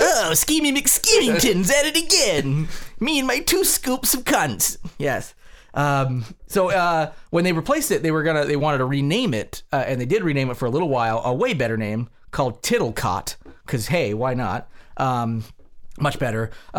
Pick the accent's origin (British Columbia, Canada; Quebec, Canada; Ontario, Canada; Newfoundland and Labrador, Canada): Newfoundland and Labrador, Canada; Why? I'm from Newfoundland. I am.